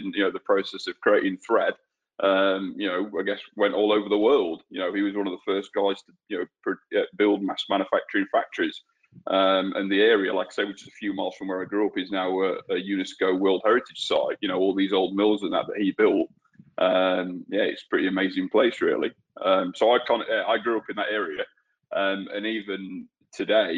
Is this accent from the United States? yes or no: no; Peak District, north of England, United Kingdom; moved away as an adult; also born or lived in New Zealand; now in Australia; I was born and raised in England. And I actually I grew up in a small village in the north of England, on the edge of an area that they call the Peak District